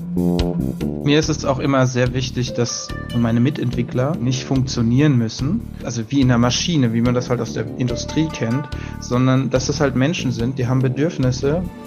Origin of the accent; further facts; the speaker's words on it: Hessian Bergstraße, south of Frankfurt, Hesse, Germany; meiner Heimat südlich von Frankfurt an der hessischen Bergstraße